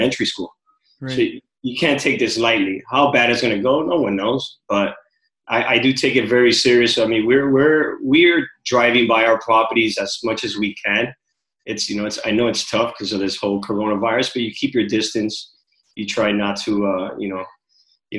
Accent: Miami, Florida, United States; also born or lived in Cuba; I've been raised here in Miami. Originally born in Cuba

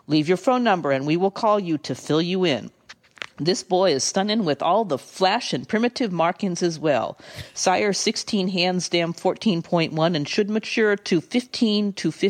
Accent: the South, United States; accent: Southern Drift; And I read it in my Southern Drift accent

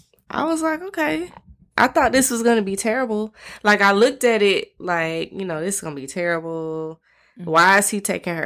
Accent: Atlanta, Georgia, United States; I grew up in Atlanta

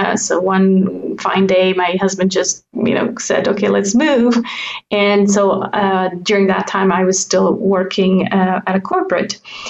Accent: German-speaking Switzerland, Switzerland; English is a second language; now in French-speaking Switzerland; So yes, I now live in the French part, even though I grew up in the German part. And I do speak fluent French

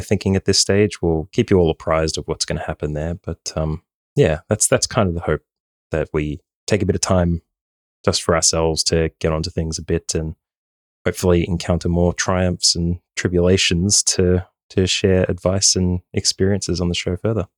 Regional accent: Australia; moved away as an adult; now in Ireland; I am from Australia, born and bred, even though the accent may not give it away

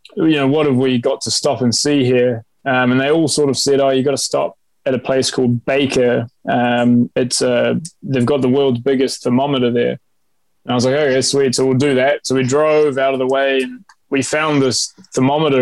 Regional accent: New Zealand; also born or lived in Iran; I was born in Iran. So the food that we had growing up that my mum and auntie cooked for us when we came over to New Zealand

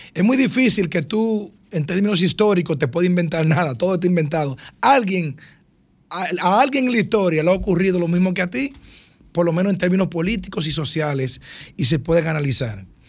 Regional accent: Dominican Republic; nosotros los dominicanos

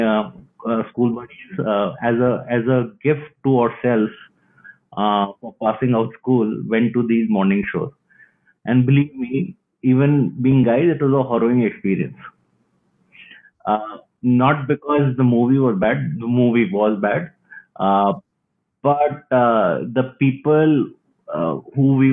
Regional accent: Delhi, India; I was brought up in Delhi

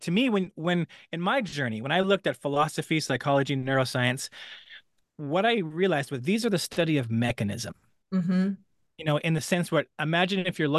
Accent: British Columbia, Canada; You know, I was raised very poor in British Columbia, Canada. We lived in the mountains.

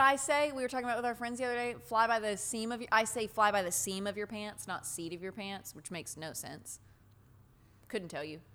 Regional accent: the South, United States; I grew up in the South

